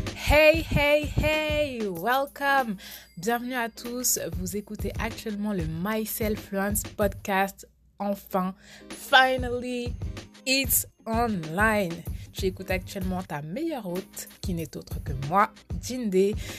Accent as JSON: {"language": "French", "country": "France", "tie": "born or raised there", "said": "j'ai grandi en France, donc j'ai fait toute ma scolarité en France"}